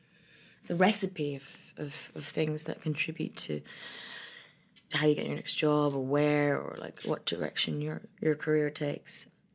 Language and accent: English; Ethiopia; born or raised there; also born or lived in Ireland / London